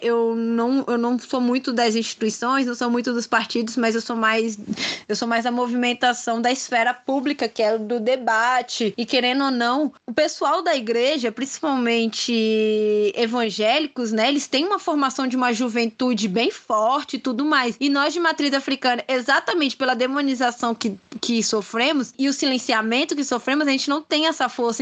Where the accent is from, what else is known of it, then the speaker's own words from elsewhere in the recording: Brasília, Federal District, Brazil; sou de Brasília, né? Nasci e criada aqui